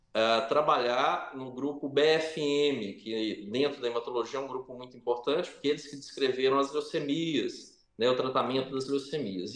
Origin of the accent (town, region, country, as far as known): Brazil; moved away as an adult; also born or lived in France / Oxford, England